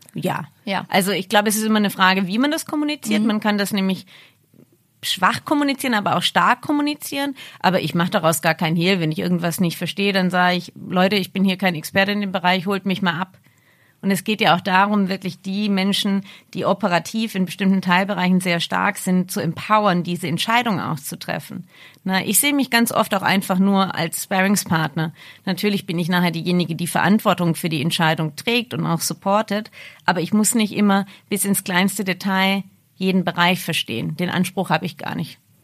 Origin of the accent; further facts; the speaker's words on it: Ravensburg, Baden-Württemberg, Germany; moved away; in der Nähe von meiner Heimat in Ravensburg